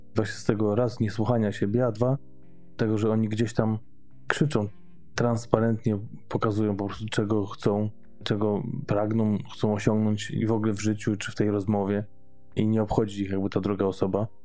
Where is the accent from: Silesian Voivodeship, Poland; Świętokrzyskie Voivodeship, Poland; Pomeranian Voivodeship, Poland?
Pomeranian Voivodeship, Poland; Gdańsk; niedaleko miejsca, gdzie mieszkam, skąd pochodzę w Gdańsku